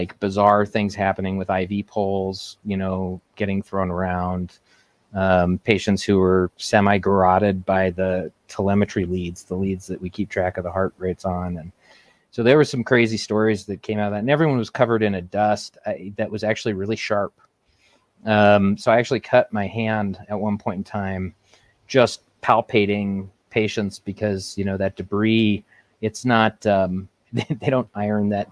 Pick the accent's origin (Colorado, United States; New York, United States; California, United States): Colorado, United States; Aurora; I was born and raised in Aurora, Colorado